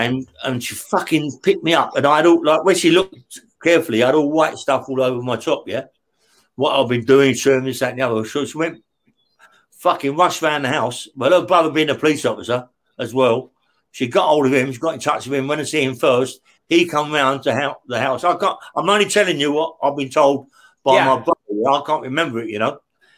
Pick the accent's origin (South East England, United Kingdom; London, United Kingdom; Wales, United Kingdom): London, United Kingdom; Acton; Yeah, I come from Acton. Yeah, West Fee. I had my brother, my sister, my mum. We lived in an old flat, really.